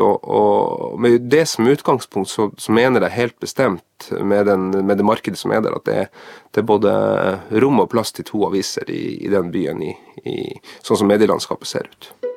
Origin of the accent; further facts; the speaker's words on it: Tromsø, Troms, Norway; Sjøl er jeg jo fra Tromsø